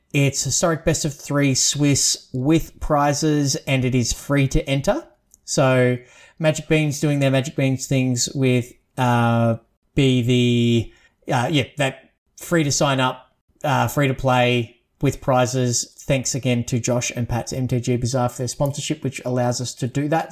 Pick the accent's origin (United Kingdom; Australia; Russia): Australia; as an Aussie